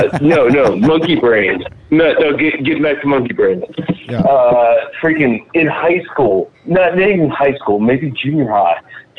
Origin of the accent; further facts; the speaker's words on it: North Central West Virginia, United States; I'm from West Virginia.